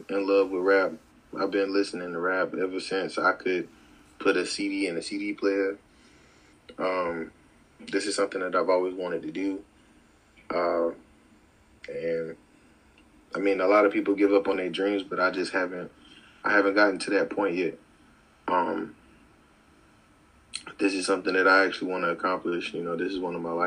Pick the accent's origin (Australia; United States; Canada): United States; Winston-Salem, North Carolina; I'm from Winston-Salem, North Carolina